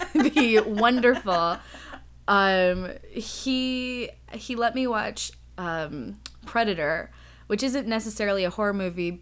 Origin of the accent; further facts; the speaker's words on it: Seattle, Washington, United States; now in Los Angeles, United States; I'm from Los Angeles by way of Seattle, which is where I started